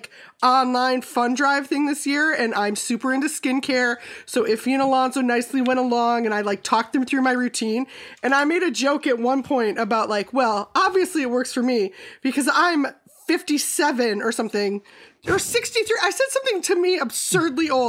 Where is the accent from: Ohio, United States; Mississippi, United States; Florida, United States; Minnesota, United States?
Minnesota, United States; now in California, United States; I'm from Minnesota originally